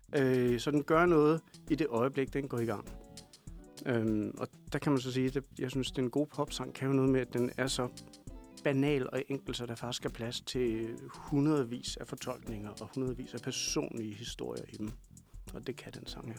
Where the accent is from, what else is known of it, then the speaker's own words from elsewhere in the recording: Kalundborg, Zealand, Denmark; accent: Kalundborg jysk; Jeg kommer fra Kalundborg.